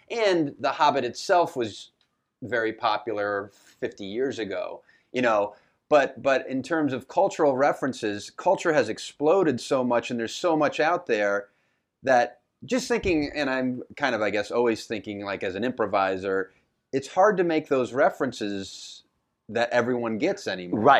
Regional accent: Houston, Texas, United States; I'm from Houston, Texas.

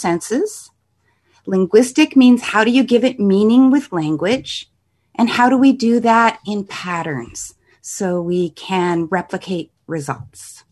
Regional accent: Canada; I'm a Canadian

